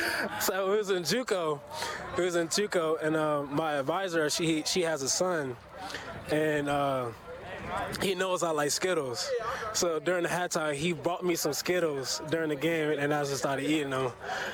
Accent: South Carolina, United States; Mom plays in South Carolina.

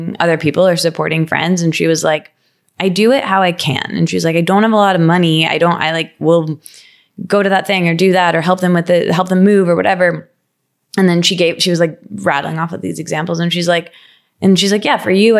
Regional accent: Midwest, United States; moved away; also born or lived in New York; I'm from the Midwest

